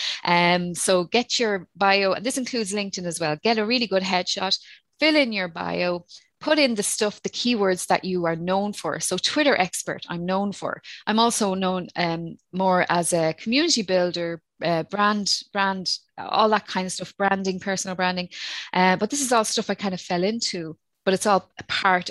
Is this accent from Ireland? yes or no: yes; Ireland; accent: Irish; my Irish accent